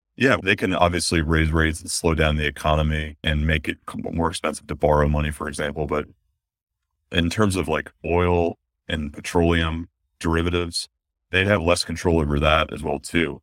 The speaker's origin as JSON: {"language": "English", "country": "United States"}